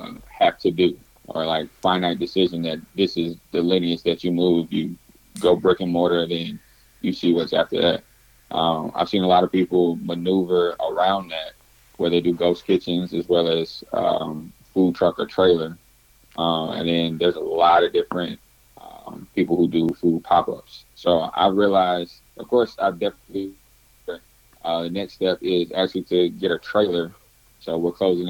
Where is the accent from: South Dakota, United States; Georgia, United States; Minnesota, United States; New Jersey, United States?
Georgia, United States; Atlanta; born and raised in Atlanta, Georgia, owner and founder of Fuse Pies